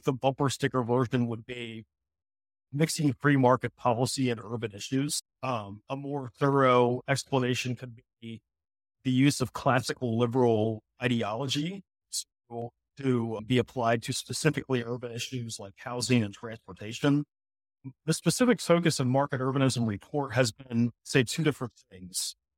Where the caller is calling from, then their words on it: Cape Town, Western Cape, South Africa; And so I'm currently calling from Cape Town, quite literally day one of my Africa, of the Africa leg of this trip.